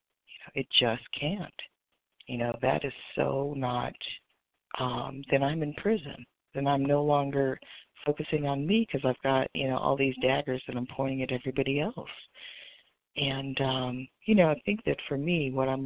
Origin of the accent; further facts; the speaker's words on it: West Coast, United States; I'm actually from the West Coast, but I'm on the East Coast for the next few days